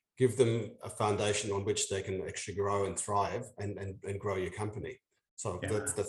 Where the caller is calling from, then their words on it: Sydney, New South Wales, Australia; No, I'm from slightly out of town. I'm in Sydney, in Australia, in Down Under.